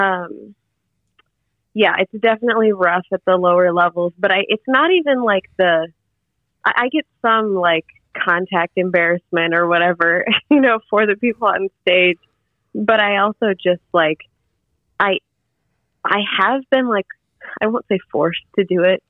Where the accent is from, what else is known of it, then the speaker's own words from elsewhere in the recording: Detroit, Michigan, United States; moved away as an adult; now in Bloomington, United States; I am from Michigan and the Detroit area